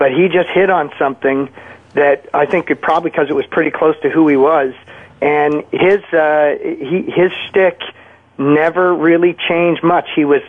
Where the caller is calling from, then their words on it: Canada; Ron, I'm calling from Canada.